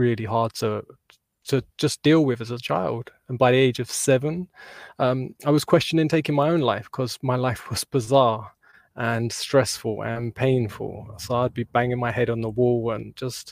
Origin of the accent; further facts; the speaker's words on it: South East England, United Kingdom; moved away as an adult; also born or lived in Portugal; now in Spain; I'm from the UK, just born south of London, and I'm currently in Spain.